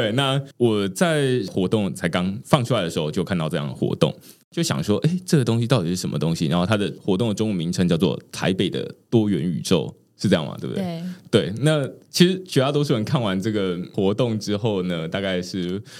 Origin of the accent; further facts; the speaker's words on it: Taiwan; 我不太确定，身为台湾人，如果没有长期在国外生活的话，大概不太能够理解到底什么是台湾的政府跟民间之间的关系比较紧密。